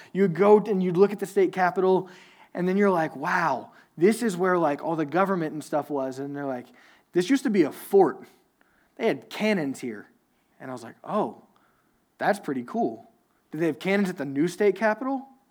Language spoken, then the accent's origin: English; Louisiana, United States; I'm from Louisiana, so I went to this small Southern Baptist, like, super, super conservative church